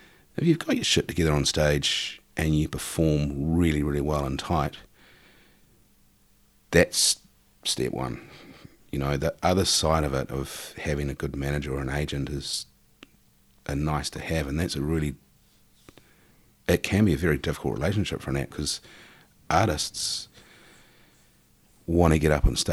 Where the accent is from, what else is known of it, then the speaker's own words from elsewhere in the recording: New Zealand; also born or lived in Auckland, New Zealand; coming back home as a New Zealander